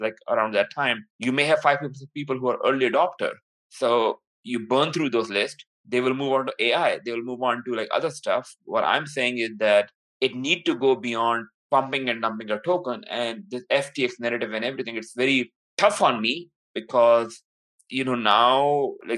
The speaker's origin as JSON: {"language": "English", "country": "Pakistan", "moved": "yes", "said": "I'm from Pakistan"}